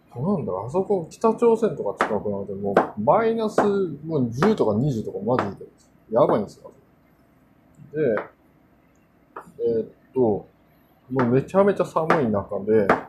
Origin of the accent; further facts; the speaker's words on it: South Korea; Japanese is a second language; also born or lived in Japan; now in New York, United States; 韓国で生まれたんですけど